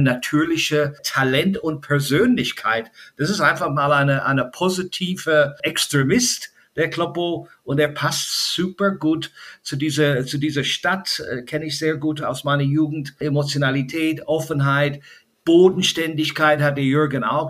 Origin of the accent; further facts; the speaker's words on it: Ireland; German is a second language; now in Germany; als Kind in Irland bin ich ja groß geworden